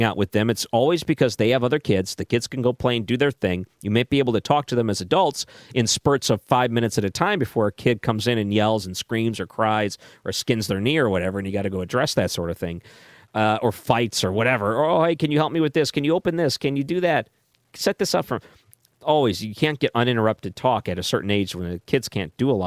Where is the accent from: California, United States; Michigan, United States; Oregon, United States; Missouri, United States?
Michigan, United States; moved away; I grew up in Michigan